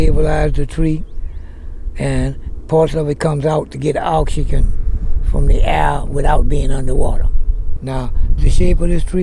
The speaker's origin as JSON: {"language": "English", "town": "New Orleans", "region": "Louisiana", "country": "United States", "tie": "born or raised there", "said": "I've been born and raised in the Snide Ward"}